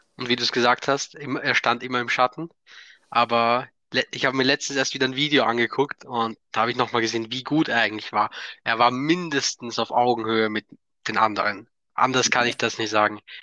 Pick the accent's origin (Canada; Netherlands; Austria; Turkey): Austria; ich komme aus Österreich